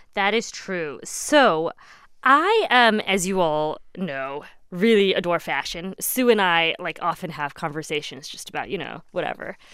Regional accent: Midwest, United States; I grew up in the Midwest.

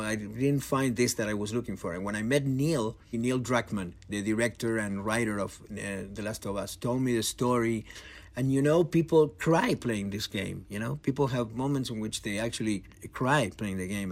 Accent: Argentina; I'm from Argentina

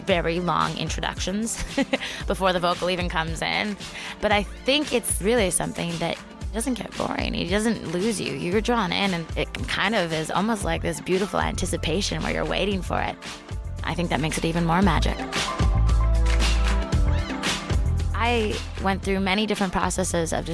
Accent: Canada; Canadian, so we did have to take French in school growing up

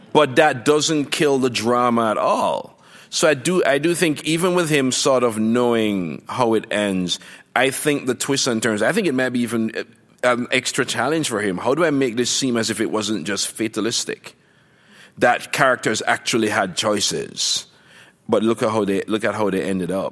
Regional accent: Jamaica; moved away as an adult; now in United States; growing up in Jamaica

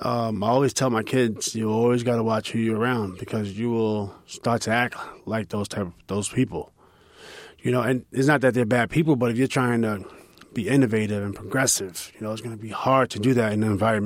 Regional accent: New York City, New York, United States; Yeah, and I grew up in 1979, and then in the 80s, it was tough because although you had your kid moments, you had fun, you were in the park

